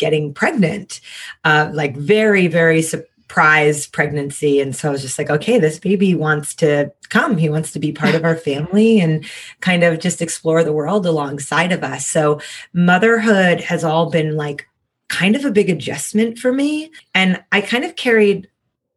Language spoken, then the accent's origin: English; United States; moved away as an adult; now in Austin, United States; I'm from New York originally, but Austin's been home for about 10 years now